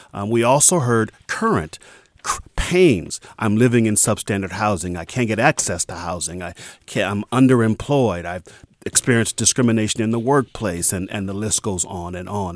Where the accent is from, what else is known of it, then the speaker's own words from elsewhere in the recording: San Francisco, California, United States; I'm a native of San Franciscan